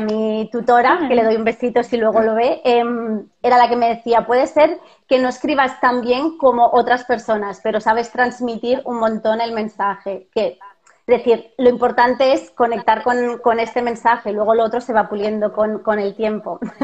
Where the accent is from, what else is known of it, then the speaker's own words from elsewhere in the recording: Barcelona, Catalonia, Spain; moved away as an adult; now in Seville, Spain; soy de Barcelona, eh, como vosotros, pero vivo en Sevilla y aquí no tenemos familia